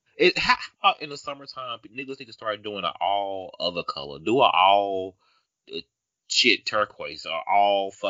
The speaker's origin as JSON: {"language": "English", "region": "the South", "country": "United States", "said": "I know I'm from the South"}